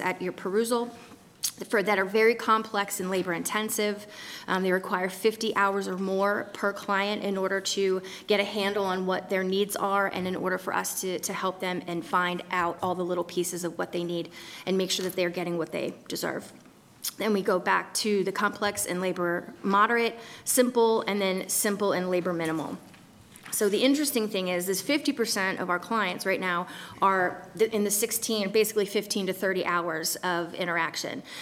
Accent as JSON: {"language": "English", "area": "Kent", "region": "Maryland", "country": "United States", "tie": "born or raised there", "said": "I use the one in Kent because that's my hometown"}